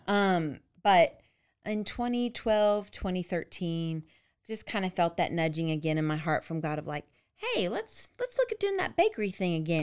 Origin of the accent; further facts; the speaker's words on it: Dallas-Fort Worth area, Texas, United States; I grew up in the Dallas-Fort Worth area